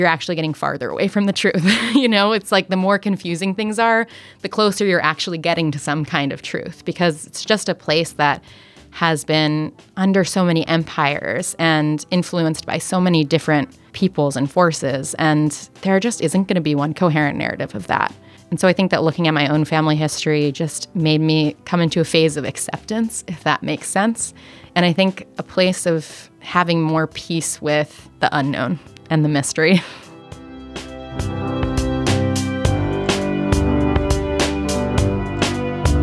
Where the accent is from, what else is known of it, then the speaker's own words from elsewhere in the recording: United States; I was raised in America